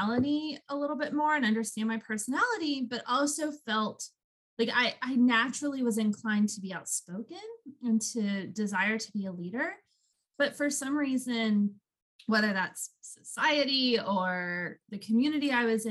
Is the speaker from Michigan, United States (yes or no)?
no; Woodstock, Georgia, United States; I was born and raised in a town called Woodstock, which is north of Atlanta